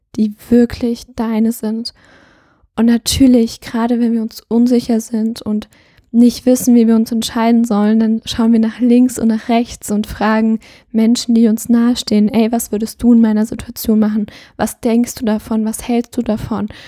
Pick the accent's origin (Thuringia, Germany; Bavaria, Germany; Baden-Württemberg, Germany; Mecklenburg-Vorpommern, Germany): Thuringia, Germany; ich komme aus Thüringen